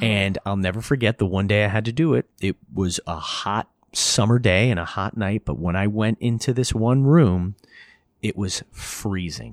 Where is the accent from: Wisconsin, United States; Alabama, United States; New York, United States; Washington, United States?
New York, United States; Hudson Valley; I grew up in the Hudson Valley.